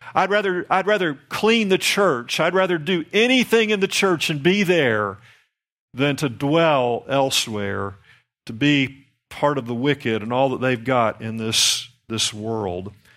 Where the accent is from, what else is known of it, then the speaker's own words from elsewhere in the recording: the Bible Belt, United States; down here in the Bible Belt, and I'm from the Bible Belt